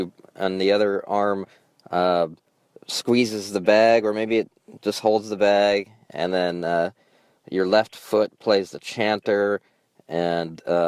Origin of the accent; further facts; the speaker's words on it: Alaska, United States; I'm from Alaska.